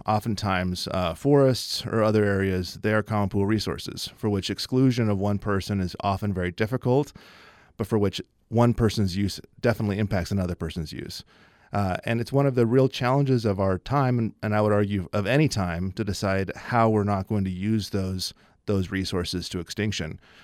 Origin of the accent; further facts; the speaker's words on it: Logan, Utah, United States; I grew up here in Logan